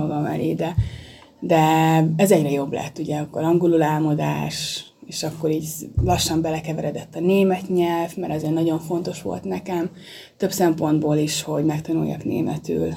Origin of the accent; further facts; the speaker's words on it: Miskolc, Borsod-Abaúj-Zemplén, Hungary; moved away as an adult; also born or lived in Vienna, Austria; Születtem, itt nőttem fel Miskolcon